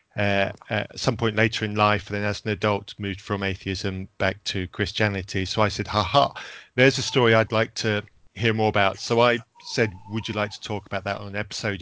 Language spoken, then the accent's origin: English; Zambia; when I was growing up in Zambia